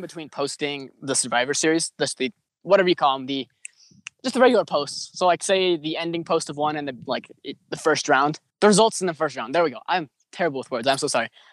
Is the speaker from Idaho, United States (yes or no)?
yes; Idaho, United States; I'm from Idaho, so good old Potatoville